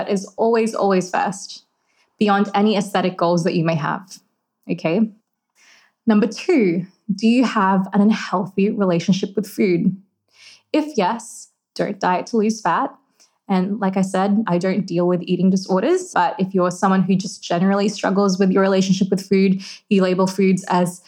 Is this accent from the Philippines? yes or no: yes; Philippines; I'm Filipino and food is a massive part of my culture